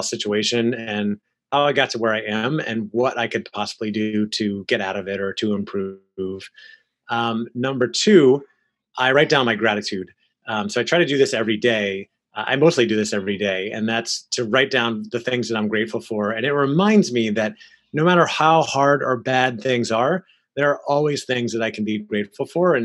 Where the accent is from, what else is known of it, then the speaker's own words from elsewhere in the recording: Orlando, Florida, United States; I grew up in Orlando, Florida, where I am now